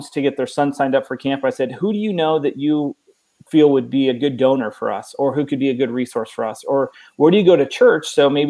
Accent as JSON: {"language": "English", "region": "Oregon", "country": "United States", "tie": "born or raised there", "moved": "as an adult", "lives_now": "Texas, United States", "said": "I was born and raised in Oregon, 39 years."}